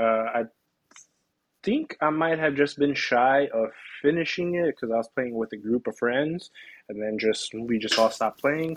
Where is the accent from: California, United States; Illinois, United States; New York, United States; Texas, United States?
Illinois, United States; Chicago; I'm from Chicago. Of course, I got to represent the hometown.